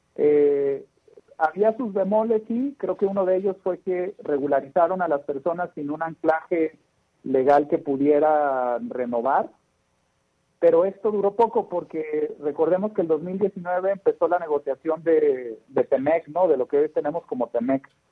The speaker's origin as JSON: {"language": "Spanish", "country": "Mexico", "said": "como buenos mexicanos, acomodamos el carro como vienen las naranjas"}